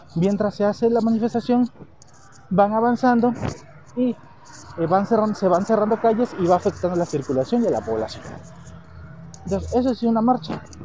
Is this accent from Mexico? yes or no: yes; Mexico